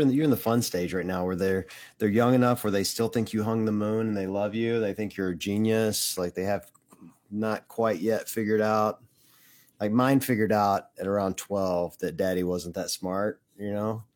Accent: Tupelo, Mississippi, United States; moved away; was living in my hometown in Tupelo, Mississippi

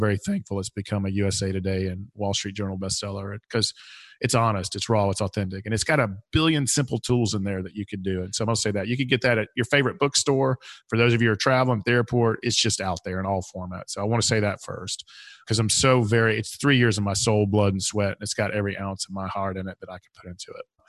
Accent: Atlanta, Georgia, United States; I am from Atlanta.

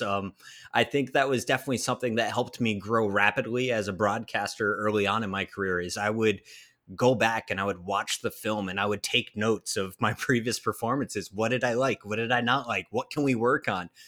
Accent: Pennsylvania, United States; born or raised there

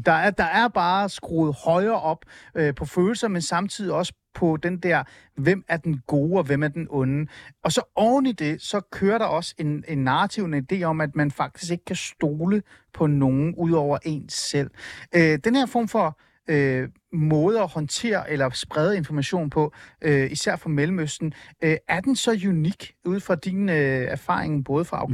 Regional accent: Iran; now in Denmark; jeg er fra Iran

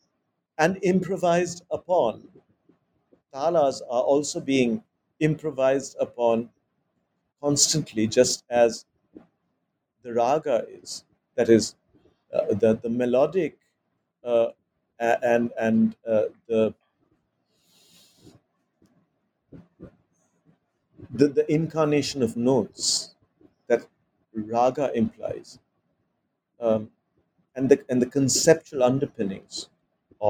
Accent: Mumbai, Maharashtra, India; I was growing up in Bombay, which is in Maharashtra and not in Bengal

